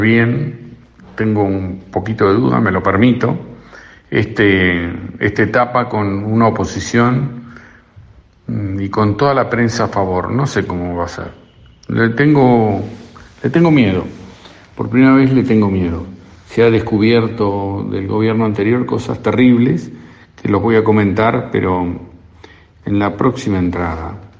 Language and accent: Spanish; Argentina; De no haber sido argentinos